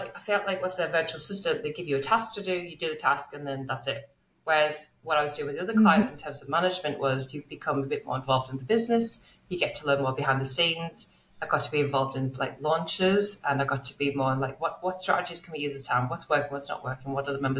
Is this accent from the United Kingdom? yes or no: yes; England, United Kingdom; now in Melbourne, Australia; As you can tell from my accent, I'm originally from England. And now I am very lucky to live in the beautiful Melbourne in Australia.